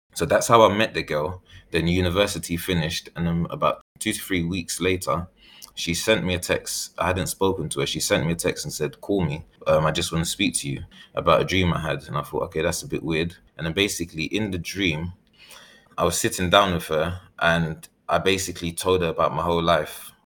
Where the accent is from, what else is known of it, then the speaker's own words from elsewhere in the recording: London, United Kingdom; also born or lived in Ghana; I was born in East London and raised in East London when I came back from Ghana, and shortly after moved to South London. Then I had moved back to East London